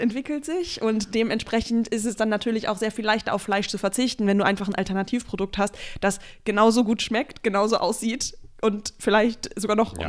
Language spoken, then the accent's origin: German; Germany; now in Berlin, Germany; es ist in Eifeld, da, wo ich aufgewachsen bin